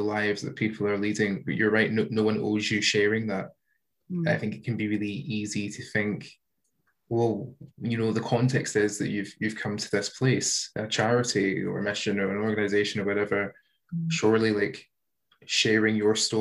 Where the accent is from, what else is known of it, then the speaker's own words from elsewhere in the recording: Bellshill, Scotland, United Kingdom; I'm born in Scotland. I go as far to say I'm born in Bells Hill.